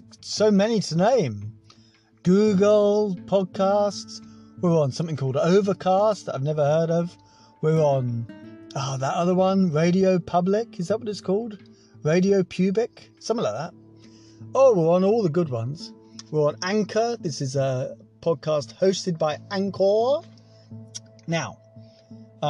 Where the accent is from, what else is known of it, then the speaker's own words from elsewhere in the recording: Scotland, United Kingdom; moved away; also born or lived in England; I am Scottish